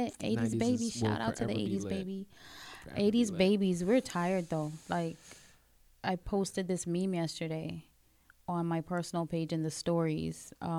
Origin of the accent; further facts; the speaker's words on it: New York City, New York, United States; also born or lived in Caribbean; Being from the Caribbean, growing up in Brooklyn. There's so many different things that I've experienced and growing up in New York City, period.